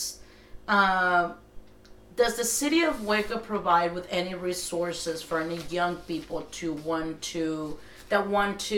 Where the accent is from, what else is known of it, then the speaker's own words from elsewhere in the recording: Mexico; moved away; I grew up in Mexico.